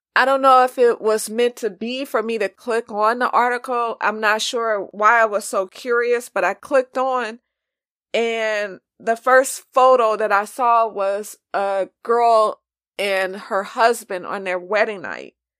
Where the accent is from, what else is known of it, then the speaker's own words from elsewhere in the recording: Los Angeles, California, United States; also born or lived in New York; I'm from California